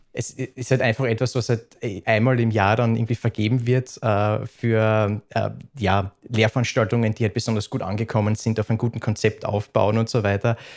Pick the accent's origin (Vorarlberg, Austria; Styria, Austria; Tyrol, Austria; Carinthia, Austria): Styria, Austria; Upper; accent: Styrian; moved away as an adult; also born or lived in Graz, Austria; now in Vienna, Austria; Ich bin aus der Obersteiermark